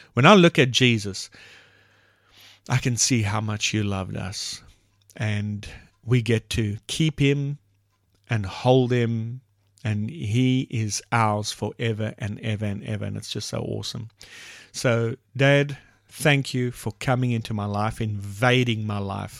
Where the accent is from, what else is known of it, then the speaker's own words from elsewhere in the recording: South Africa; first language English; We have multiple languages in South Africa. The main language is English, second is Afrikaans, and so forth. She's Afrikaans, I'm English